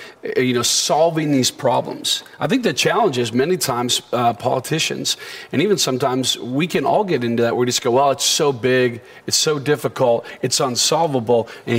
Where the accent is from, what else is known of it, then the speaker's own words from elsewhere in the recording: United States; as an American who loves our country